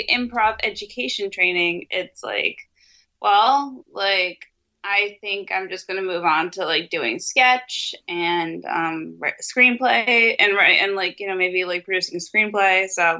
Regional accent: New York, United States; I'm from New York. I walk like everywhere.

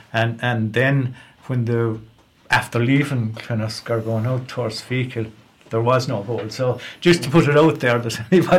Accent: Ireland; I myself will just be talking about growing up in Lochiel.

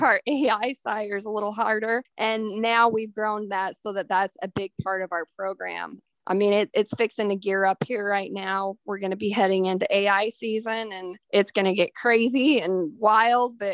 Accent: Beaver, Utah, United States; moved away as an adult; now in Oklahoma, United States; I grew up in Utah, actually, in southern Utah

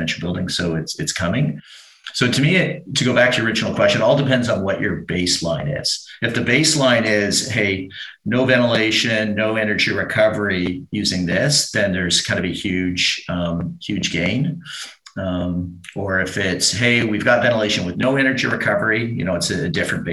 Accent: Canada; as a Canadian

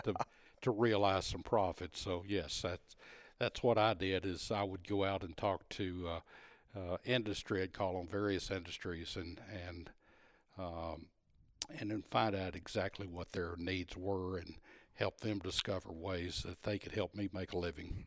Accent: Texas, United States; being a Texan even, even that many years ago

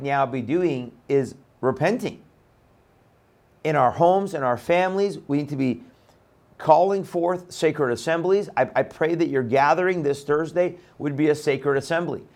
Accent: Iran; moved away; I'm from Iran

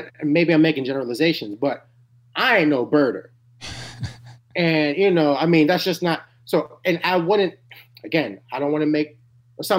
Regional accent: New York City, New York, United States; I'm from Harlem, New York. I was born in 88.

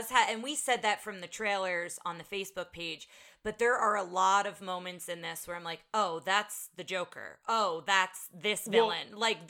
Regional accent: United States; we're American and we're not British.

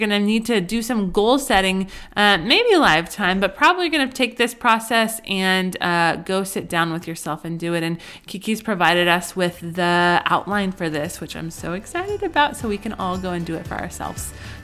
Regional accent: Colorado, United States; moved away; I grew up in Colorado

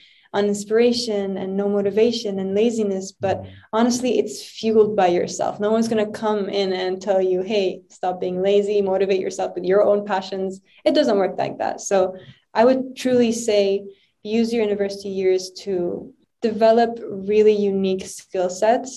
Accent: Lebanon; moved away; growing up in Lebanon throughout my whole childhood, driving up and down to school

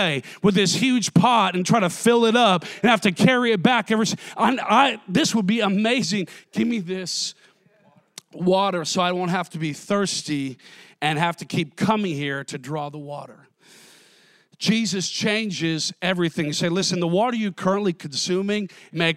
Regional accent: Minnesota, United States; I grew up in Minnesota, so everything was freshwater lakes

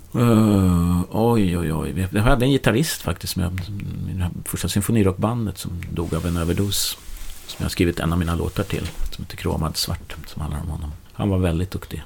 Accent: Nyköping, Södermanland, Sweden; now in Stockholm, Sweden; är uppväxt i Nyköping

